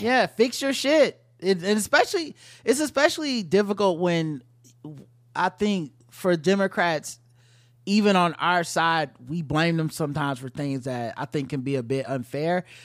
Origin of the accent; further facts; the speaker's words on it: United States; as an American, black American